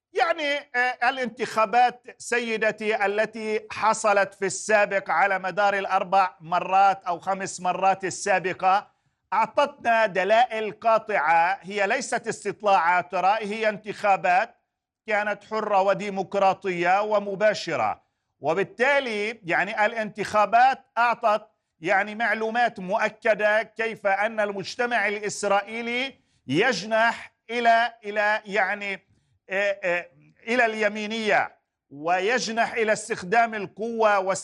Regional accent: Palestine; لحق بنا كفلسطينيين

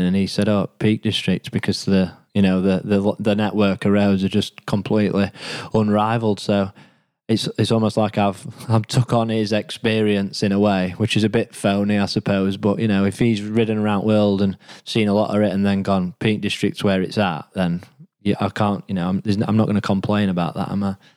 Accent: Rotherham, Yorkshire and the Humber, United Kingdom; I'm from Rotherham originally, so that's what I would describe as been my home

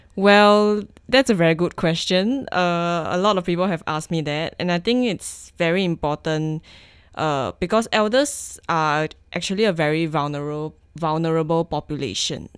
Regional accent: Singapore; moved away as an adult; now in Victoria, Canada; me as a Singaporean citizen

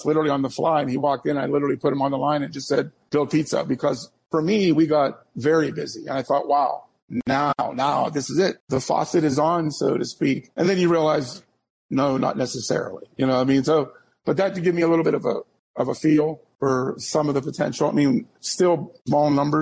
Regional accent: Pittsburgh, Pennsylvania, United States; moved away as an adult; now in Erie, United States; a shop I grew up with back in Pittsburgh

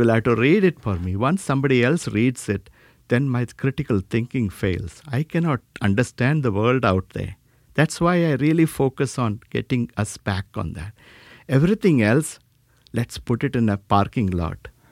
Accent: South India, India; moved away; I was born in India, South India

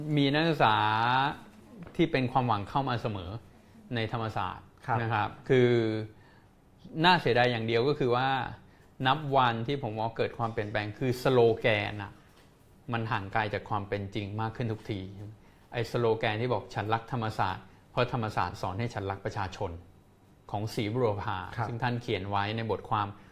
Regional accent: Thailand; ผมก็เป็นคนไทยเกิดเติบโตที่นี่

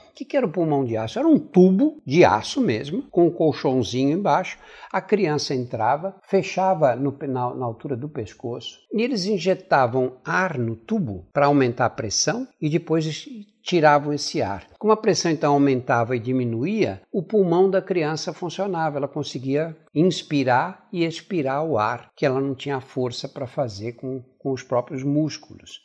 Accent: São Paulo, Brazil; accent: São Paulo Italian-influenced accent; Eu nasci no bairro Operário em São Paulo, no bairro do Brás

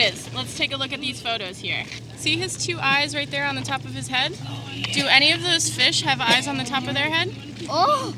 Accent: New York City, New York, United States; I grew up in Bed-Stuy, Brooklyn, which is not a location that is along the waterfront

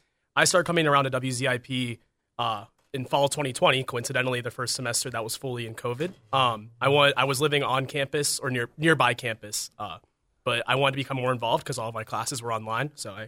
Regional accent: Pittsburgh, Pennsylvania, United States; No, I'm actually originally from Pittsburgh, Pennsylvania.

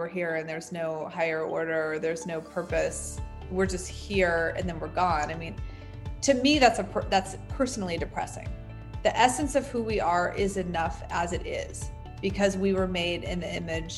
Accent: United States; As an American woman

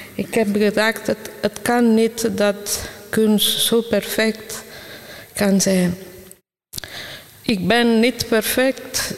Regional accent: Italy; moved away; ik kom van Italië. Dus ik ben al eh, vroeg begonnen met schilderen. Ik was klein. En ik was, ik was in Italië elke dag geconfronteerd met schoonheid

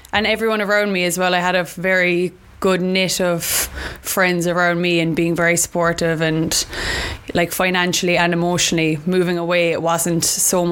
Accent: Cork, Munster, Ireland; moved away as an adult; now in London, United Kingdom; I'm from Cork in Ireland

